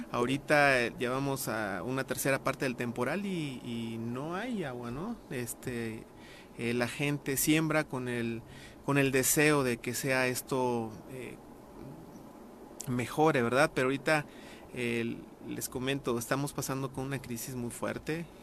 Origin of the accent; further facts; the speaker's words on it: Miacatlán, Morelos, Mexico; Yo soy morelense y nativo de Miacatlán.